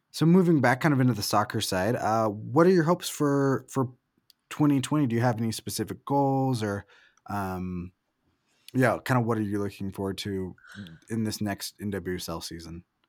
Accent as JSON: {"language": "English", "town": "Salem", "region": "Oregon", "country": "United States", "also_born_or_lived": "Portland, Oregon / Salt Lake City", "moved": "as an adult", "said": "I'm from Salem and went to college in Portland before moving to Salt"}